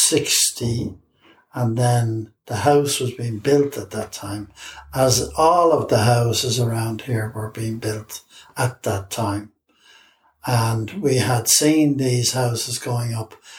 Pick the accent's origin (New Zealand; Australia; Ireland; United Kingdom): Ireland; Dublin, Leinster; also born or lived in Finglas, Dublin; I grew up in Drumcondra